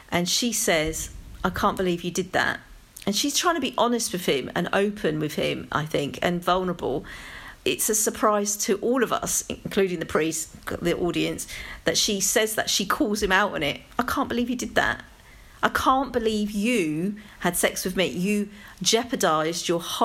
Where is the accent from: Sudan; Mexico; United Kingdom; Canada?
United Kingdom; London; accent: London; it's my London accent